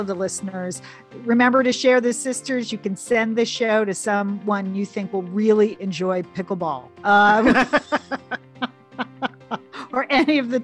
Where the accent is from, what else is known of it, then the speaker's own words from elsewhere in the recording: New York area, United States; now in Los Angeles, United States; growing up in New York area